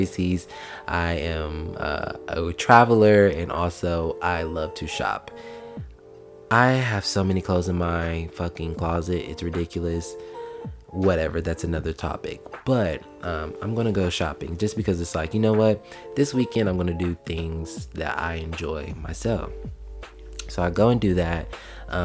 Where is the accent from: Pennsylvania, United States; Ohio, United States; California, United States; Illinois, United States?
Ohio, United States; Columbus; moved away as an adult; now in Georgia, United States; in my hometown, in Columbus, Ohio